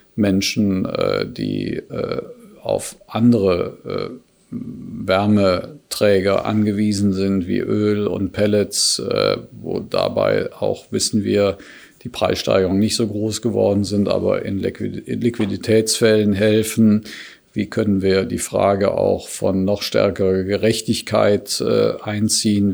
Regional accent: Cologne, North Rhine-Westphalia, Germany; in meiner Heimatstadt, insbesondere in die Kölner Südstadt

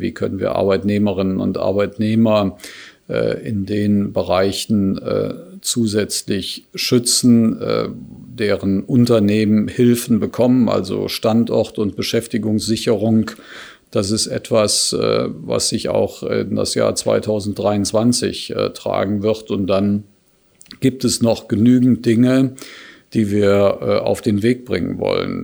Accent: Cologne, North Rhine-Westphalia, Germany; in meiner Heimatstadt, insbesondere in die Kölner Südstadt

